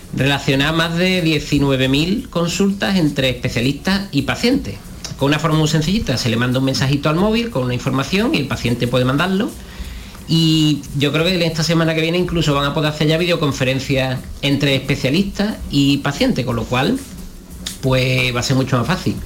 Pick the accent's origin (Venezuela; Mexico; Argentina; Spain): Spain; Andalusia; accent: Andalusian